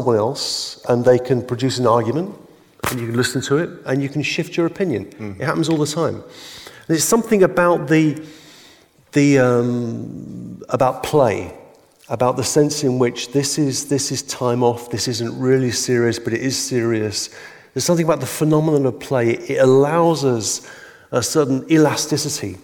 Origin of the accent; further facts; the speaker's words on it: England, United Kingdom; I'm English